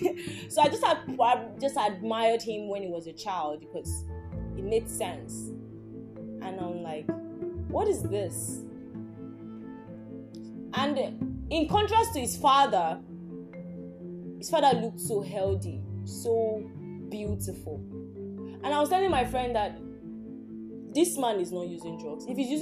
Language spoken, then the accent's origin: English; Nigeria; Like, I'm from Yoruba.